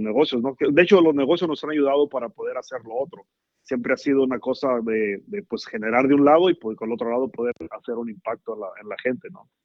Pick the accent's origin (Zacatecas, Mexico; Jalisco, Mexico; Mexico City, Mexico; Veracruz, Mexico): Jalisco, Mexico; La Barca; moved away as an adult; also born or lived in Laguna Hills, California; now in California, United States; yo nací en La Barca, Jalisco.